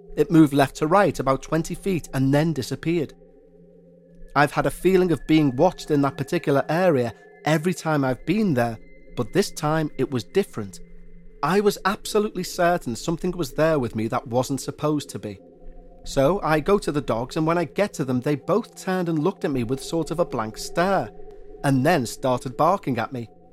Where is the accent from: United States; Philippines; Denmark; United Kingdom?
United Kingdom; Liverpool, North West England; accent: Scouse; my hometown of Liverpool